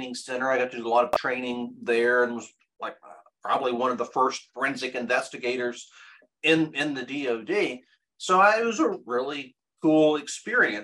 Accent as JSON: {"language": "English", "region": "Kentucky", "country": "United States", "tie": "born or raised there", "said": "We grew up in Kentucky"}